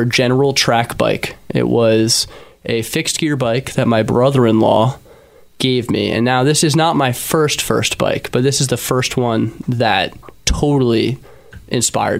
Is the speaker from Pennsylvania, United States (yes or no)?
yes; Philadelphia, Pennsylvania, United States; I was born and raised in Philadelphia.